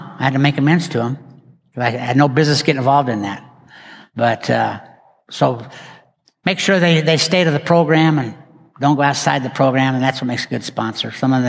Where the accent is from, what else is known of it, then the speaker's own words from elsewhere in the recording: West, Texas, United States; I didn't know anybody in Dallas. I grew up out in West. Why did I end up in Dallas?